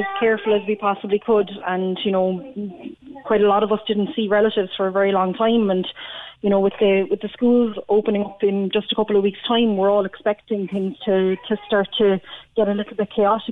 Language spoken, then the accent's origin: English; Cork, Munster, Ireland; also born or lived in Mayfield, Cork; I'm actually from Fernley myself